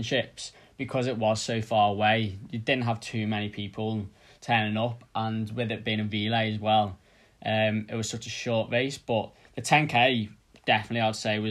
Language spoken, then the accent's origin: English; the Wirral, North West England, United Kingdom; now in Teddington, United Kingdom; I'm from the Wirral, which, in case you don't know, is a little area outside of Liverpool.